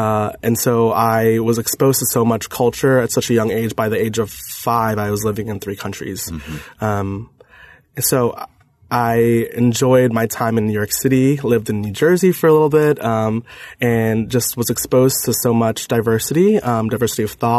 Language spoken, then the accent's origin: English; Kuwait; born there; I was born in Kuwait. My parents are both Filipino, from the Philippines, and they both met in Kuwait in a very multicultural area.